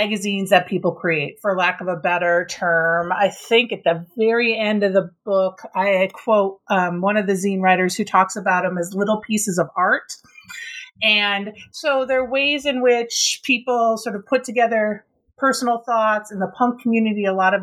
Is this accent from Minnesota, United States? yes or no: yes; Minnesota, United States; I grew up in Minnesota, I was really involved in sort of this Minnesota punk scene